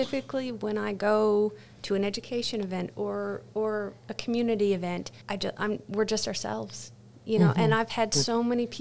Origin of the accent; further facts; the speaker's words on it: Newfoundland and Labrador, Canada; moved away as an adult; now in Auburn, United States; I'm from Newfoundland, Canada, so that's where I did my PhD.